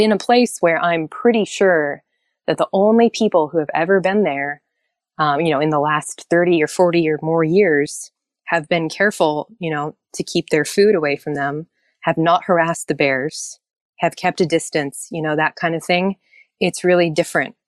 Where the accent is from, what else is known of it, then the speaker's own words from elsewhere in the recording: Anchorage, Alaska, United States; also born or lived in Norway; not only did I grow up in Anchorage